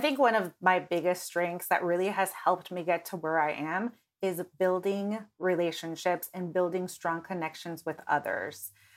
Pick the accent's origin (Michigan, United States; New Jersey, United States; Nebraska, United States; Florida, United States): Nebraska, United States; moved away as an adult; now in Los Angeles, United States; moving to Los Angeles from Nebraska about eight years ago